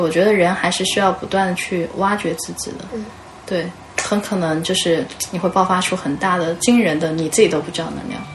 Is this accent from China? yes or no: yes; China; 我们中国人